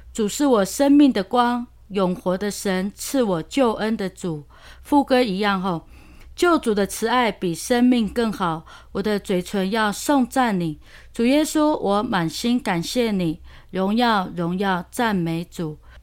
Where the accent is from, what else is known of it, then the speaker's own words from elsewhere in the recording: Luona village, Xinyi Township, Nantou County, Taiwan; 我们罗纳人